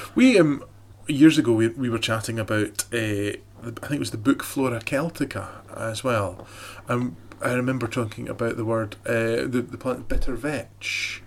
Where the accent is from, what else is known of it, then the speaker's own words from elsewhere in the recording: Dunoon, Scotland, United Kingdom; I grew up in Dunoon